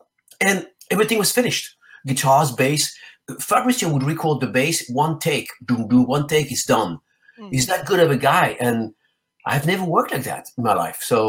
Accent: France; also born or lived in Spain; First of all, he's Italian, and I'm originally from France and Spain.

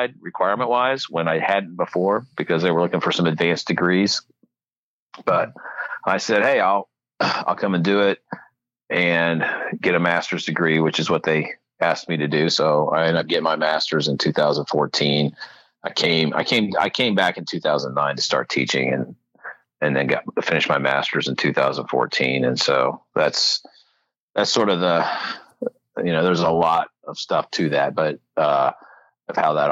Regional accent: New Carlisle, Ohio, United States; also born or lived in Virginia; I grew up in this area. I'm from New Carlisle.

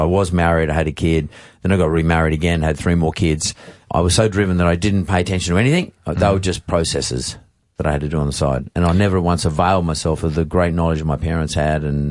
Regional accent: Sydney, New South Wales, Australia; also born or lived in Punchbowl / Eastern Suburbs, Sydney; I grew up in the Canterbury Bankstown district

